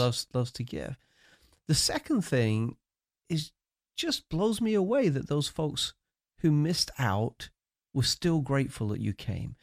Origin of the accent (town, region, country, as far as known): United Kingdom; accent: British; moved away